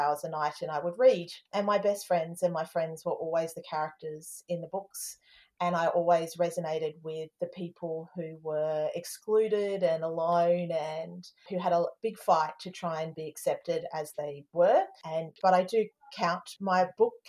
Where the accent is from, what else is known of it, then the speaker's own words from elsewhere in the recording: Darwin, Northern Territory, Australia; I'm Australian. My dad's English. I was born in Darwin